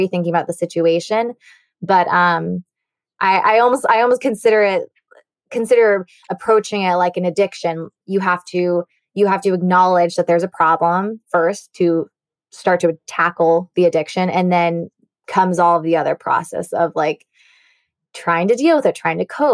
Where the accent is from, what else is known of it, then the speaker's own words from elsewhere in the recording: California, United States; moved away; my hometown and California in general, my college there too